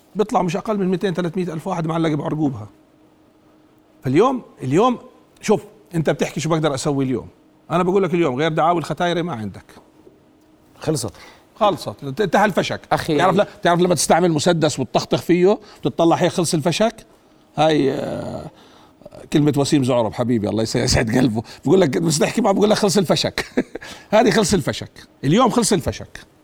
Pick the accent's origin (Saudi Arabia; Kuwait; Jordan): Jordan; عندنا بالاردن